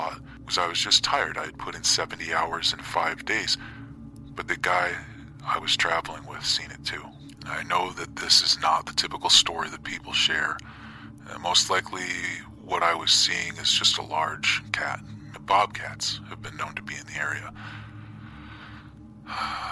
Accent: Southern Illinois, United States; Until I was 18, I lived in a small town about 15 miles south of where I live now

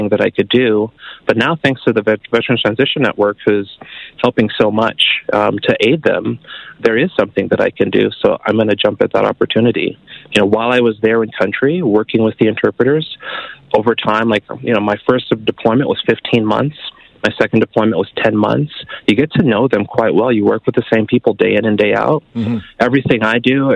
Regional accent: California, United States; moved away as an adult; also born or lived in Fort Richardson, Alaska; now in Canada; I'm originally from California.

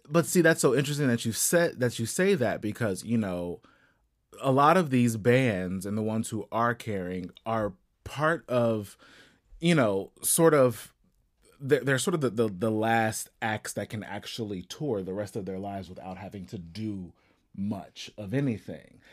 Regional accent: Ohio, United States; I'm actually from Ohio

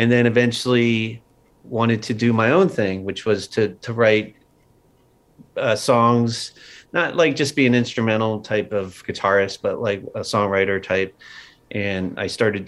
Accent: outside of Philadelphia, Pennsylvania, United States; moved away; I grew up outside of Philadelphia.

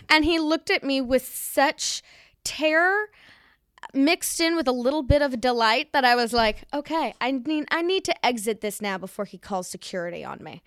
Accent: New York City, New York, United States; I grew up in the East Village

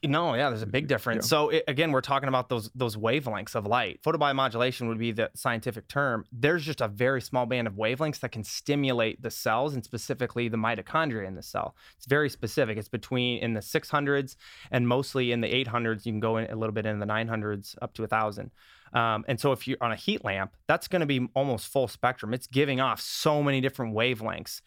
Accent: Iowa, United States; also born or lived in Minnesota; now in Los Angeles, United States; I was born and raised in Iowa. I lived in Minnesota then, and then I moved here.

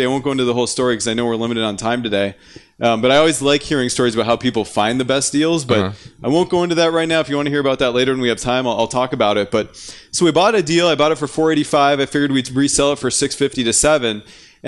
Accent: North Dakota, United States; I'm from North Dakota

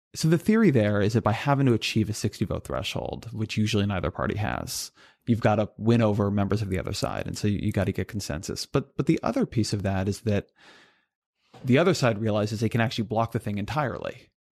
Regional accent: California, United States; I grew up in California

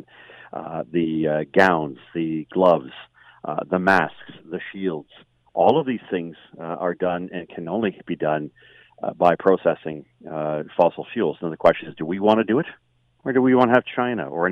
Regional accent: Markham, Ontario, Canada; I grew up in Markham

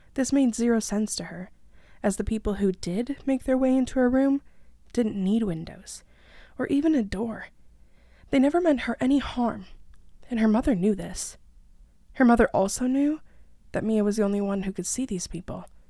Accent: about an hour away from Toronto, Ontario, Canada; I am Canadian, about an hour away from Toronto.

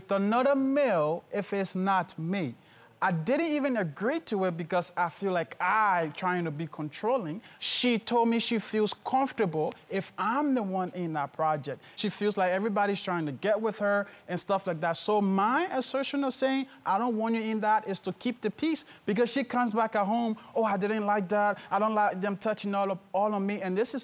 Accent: Liberia; moved away; I was born in Liberia. I've come from a Civil War-torn country.

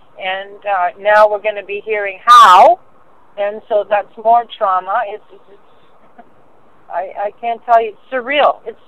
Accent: London, United Kingdom; because a lot of these people are out of town, and I'm from London, right?

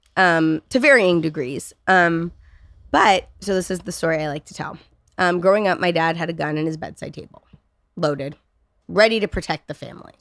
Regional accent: California, United States; I'm, I'm from California, right? I'm, I'm one of those born and raised snowflake liberals

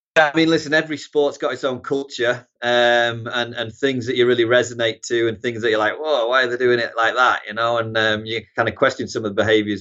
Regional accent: Harrogate, Yorkshire and the Humber, United Kingdom; moved away as an adult; also born or lived in Newcastle upon Tyne, England; now in United States; originally North Yorkshire, yeah, Harrogate, Knaresborough region, and then, uh, moved to Newcastle for college, and, uh, I kinda call Newcastle home now

